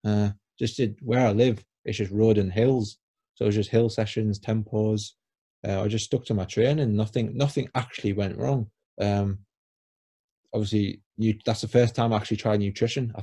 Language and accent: English; Crook, North East England, United Kingdom; I'm not from Newcastle, I'm from County Durham. Oh, what town in County Durham? Oh, Crook. So in Crook, we don't have a track